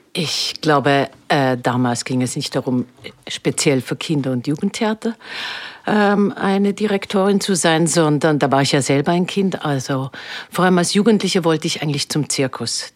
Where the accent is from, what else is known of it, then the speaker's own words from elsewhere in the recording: Switzerland; now in Vienna, Austria; Ich komme ja aus der Schweiz